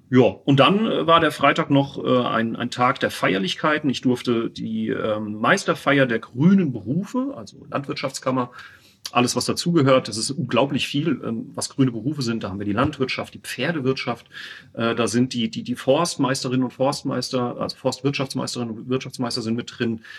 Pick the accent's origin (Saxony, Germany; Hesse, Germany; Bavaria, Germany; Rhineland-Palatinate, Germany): Rhineland-Palatinate, Germany; Winterbach; ich komme ja oben von, aus Winterbach, da am Sohnwald.